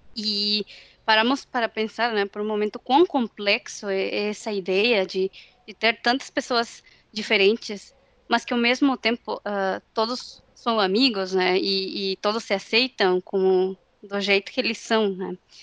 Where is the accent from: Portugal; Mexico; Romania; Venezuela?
Mexico; accent: Mexican; Portuguese is a second language; moved away as an adult; now in São Leopoldo, Brazil; eu cresci numa cidade no México